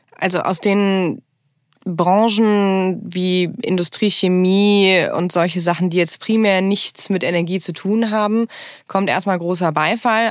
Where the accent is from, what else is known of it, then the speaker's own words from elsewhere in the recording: Bad Neuenahr-Ahrweiler, Rhineland-Palatinate, Germany; moved away as an adult; Ich komme äh, aus Bad Neuner-Ahrweiler. Das ist eine der größeren Städte, nicht die größte Stadt ähm, im Ahrtal. Liegt auch direkt an der Ahr und da bin ich aufgewachsen